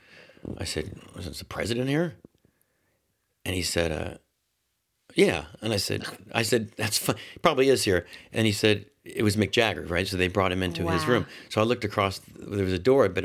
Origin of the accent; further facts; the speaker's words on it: Orlando, Florida, United States; I grew up in Orlando